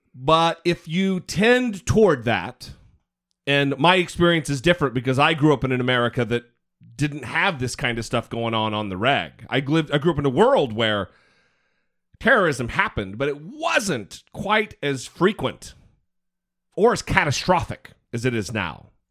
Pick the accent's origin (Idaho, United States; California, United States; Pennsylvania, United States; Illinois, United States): Idaho, United States; also born or lived in Missouri; I'm from Idaho